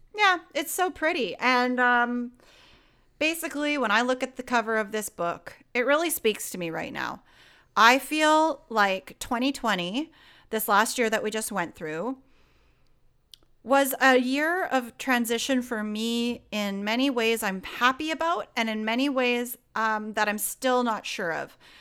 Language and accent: English; Canada; I'm very Canadian. I'm a very Canadian girl